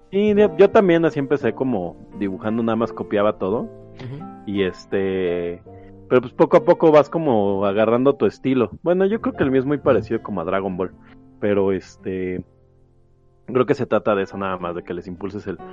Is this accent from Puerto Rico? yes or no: no; Mexico; yo soy de aquí de México